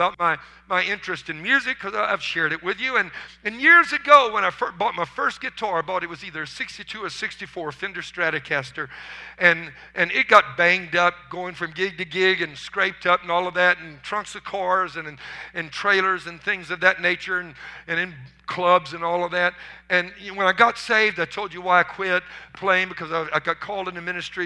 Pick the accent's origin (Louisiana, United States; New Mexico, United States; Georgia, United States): Louisiana, United States; I was raised in marshes in Louisiana where they used hand-carved wooden decoys